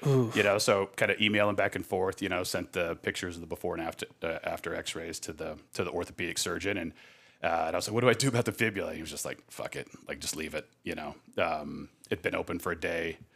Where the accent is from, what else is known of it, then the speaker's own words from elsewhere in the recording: Scottsdale, Arizona, United States; growing up in Scottsdale